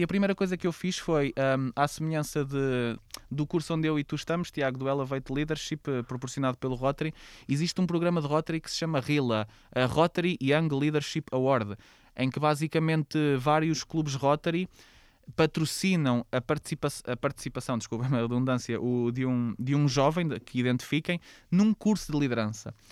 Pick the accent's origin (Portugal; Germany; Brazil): Portugal; Oliveira do Bairro, Aveiro District; efetivamente comecei na minha terra, em Oliveira do Bairro